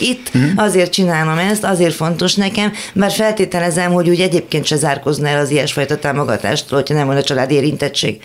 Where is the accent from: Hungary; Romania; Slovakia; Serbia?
Romania; Olyan országban nőttem fel, ahol börtön várt a homoszexuálisokra, és ez még a rendszerváltás után is tartott. Románia